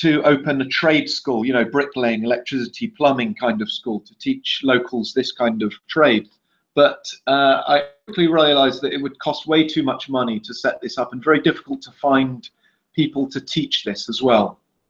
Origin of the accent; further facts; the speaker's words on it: England, United Kingdom; now in Brazil; I took a trip back to England for Christmas 2.5 years ago. And whilst I was in my hometown, a good friend of mine suggested to me, why don't you set up a project in the favela?